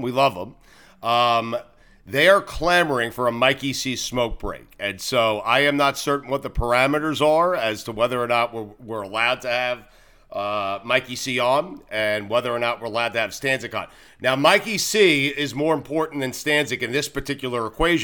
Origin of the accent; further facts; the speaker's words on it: Long Island, New York, United States; I grew up in Long Island